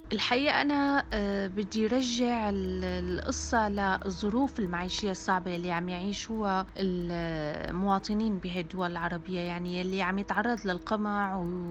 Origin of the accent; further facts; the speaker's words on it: Syria; كوني انا سوريه